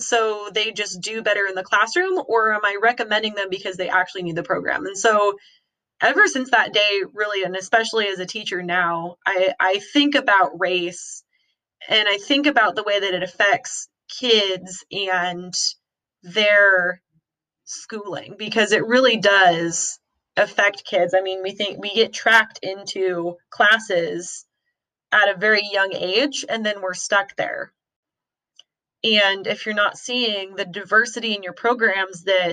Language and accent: English; Wenatchee, Washington, United States; I grew up in Eastern Washington, in a small town called Wenatchee